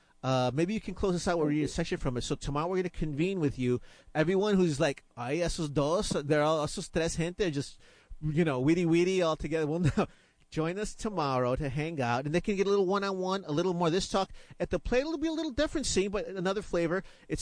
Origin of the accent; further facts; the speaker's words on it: Chicago, Illinois, United States; now in Houston, United States; I was born in Chicago, but I say that Hecho en Texas is my Texas passport. I'm like, am I Texan now, man?